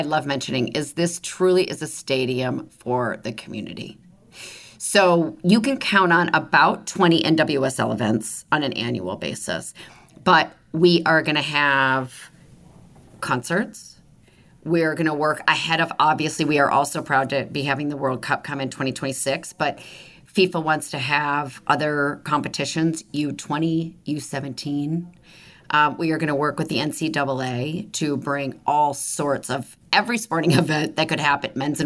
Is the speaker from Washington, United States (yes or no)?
no; Michigan, United States; also born or lived in Los Angeles, United States; now in Kansas City, United States; I grew up in the Midwest in Michigan